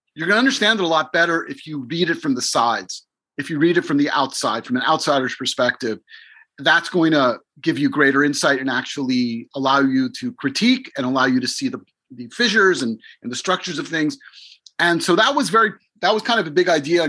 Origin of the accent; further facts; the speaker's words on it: Miami, Florida, United States; moved away as an adult; also born or lived in Israel / New York; I'm a Cuban Jew from Miami. My family came from Eastern Europe through Cuba and left with the rise of Fidel Castro, and they came to America. And I grew up in Miami